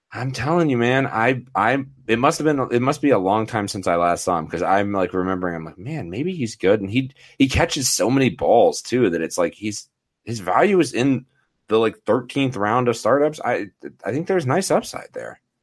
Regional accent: Denver, Colorado, United States; my hometown crew

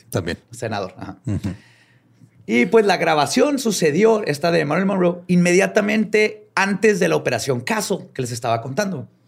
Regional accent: northern Mexico, Mexico; es que soy norteño, pues.

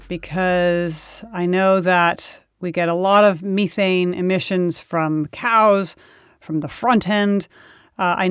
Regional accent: California, United States; my home state of California

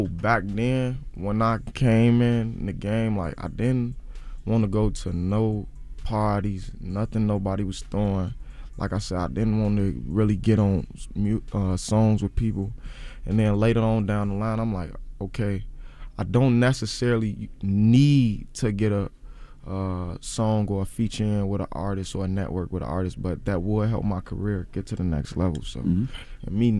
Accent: Chicago, Illinois, United States; I think they just saying that because I'm from Chicago with dreads, though.

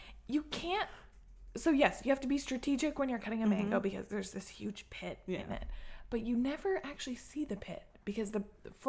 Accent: Chicago, Illinois, United States; Grew up in the Chicago suburbs.

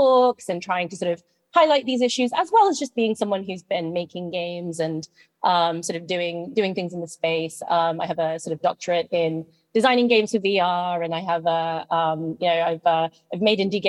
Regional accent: United Kingdom; moved away as an adult; now in United States; as you can tell from my accent, I grew up in the UK

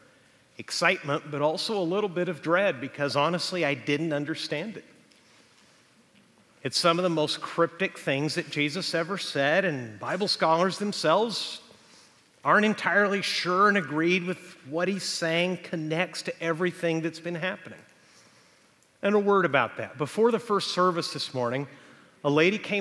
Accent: Texas, United States; now in Huntington Beach, United States; Texas is my home state

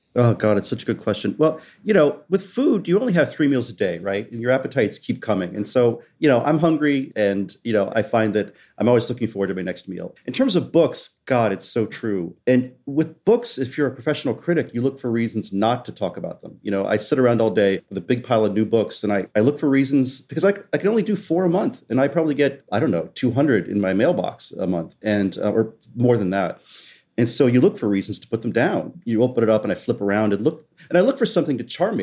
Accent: West Virginia, United States; born or raised there; moved away; also born or lived in Southwest Florida

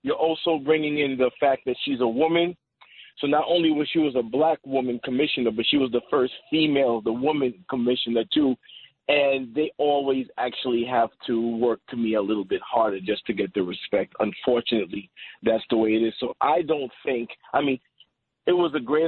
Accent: New York City, New York, United States; now in Elmont, United States; We grew up in Queens

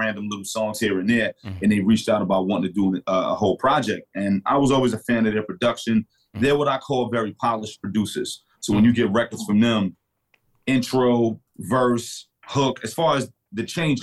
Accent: New York City, New York, United States; I'm from Brooklyn

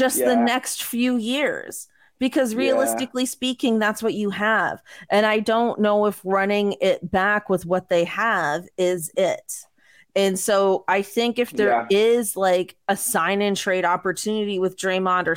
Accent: Mississauga, Ontario, Canada; I'm also from Mississauga

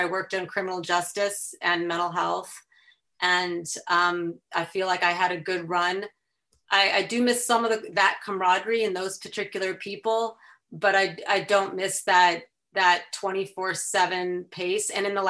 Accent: Chicago, Illinois, United States; accent: Chicago; also born or lived in Washington, D.C.; So I was born in the DC area, but spent most of my growing up outside Chicago.

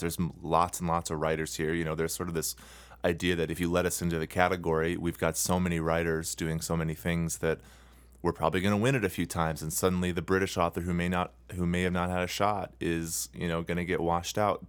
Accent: United States

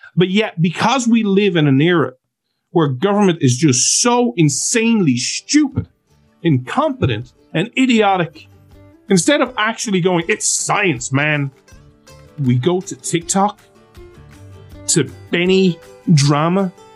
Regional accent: Ireland

